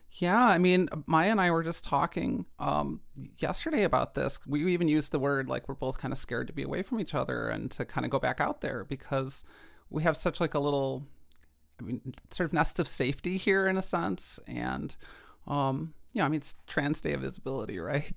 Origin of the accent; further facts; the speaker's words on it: Chicago, Illinois, United States; I grew up in Chicago in the nineties